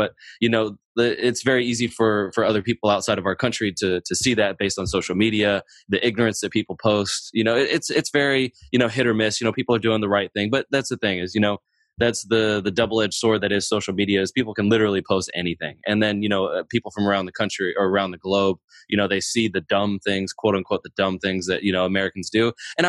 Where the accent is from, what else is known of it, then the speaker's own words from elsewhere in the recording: Germany; born there; And then, you know, I was born in Germany to a military family.